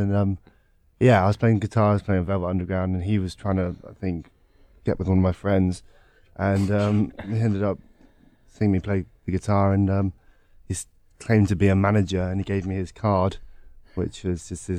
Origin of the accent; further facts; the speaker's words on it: London, United Kingdom; I'm from London.